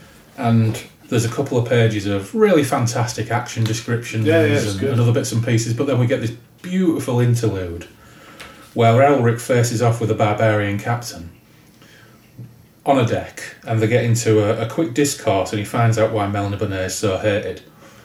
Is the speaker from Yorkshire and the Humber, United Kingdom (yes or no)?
yes; Hull, Yorkshire and the Humber, United Kingdom; we're from Hull. We barely speak English anyway